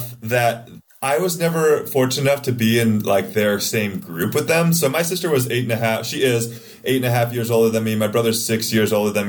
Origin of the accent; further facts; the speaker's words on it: Seattle, Washington, United States; moved away as an adult; I grew up in the Seattle area